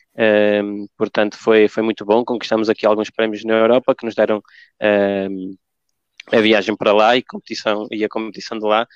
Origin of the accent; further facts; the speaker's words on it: Argentina; now in Portugal; Eu não nasci em Portugal, nasci na Argentina